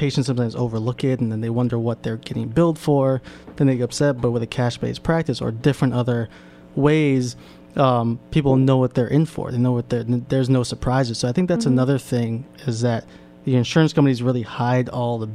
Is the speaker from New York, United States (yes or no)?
yes; New York City, New York, United States; I grew up in Washington Heights in the 90s